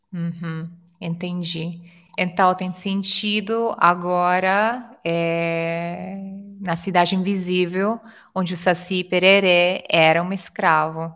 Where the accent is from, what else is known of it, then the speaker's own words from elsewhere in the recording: Italy; Portuguese is a second language; sou italiana e ensino italiano também no Italki